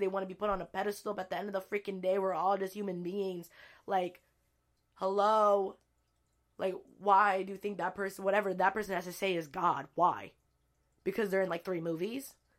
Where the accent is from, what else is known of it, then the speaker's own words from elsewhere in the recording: El Sobrante, California, United States; moved away; I grew up in El Sobronte, California